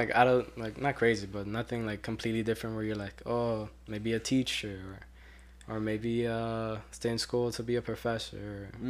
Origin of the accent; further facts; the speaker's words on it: Colombia; I'm Colombian.